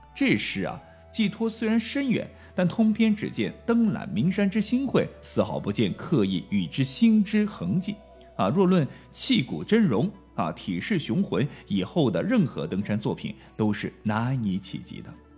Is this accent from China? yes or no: yes; Chongqing, China; accent: Chongqing dialect; 我们重庆话经常说